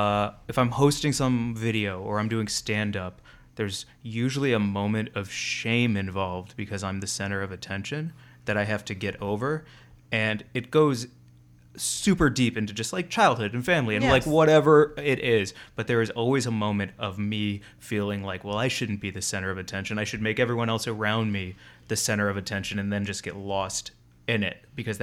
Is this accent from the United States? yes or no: yes; Missouri, United States; Growing up in Missouri, going to a party where everyone got just drunk enough to start being racist